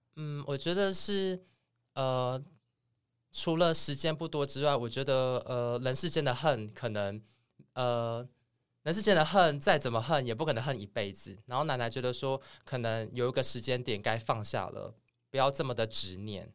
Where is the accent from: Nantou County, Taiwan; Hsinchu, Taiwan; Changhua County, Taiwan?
Changhua County, Taiwan; 我是彰化人